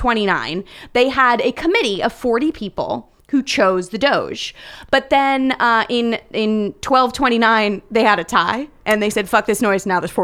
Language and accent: English; Southern California, United States; growing up in Southern California